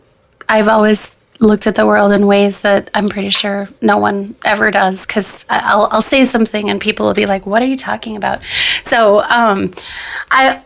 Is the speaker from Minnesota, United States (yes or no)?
yes; Minnesota, United States; I'm here from Minnesota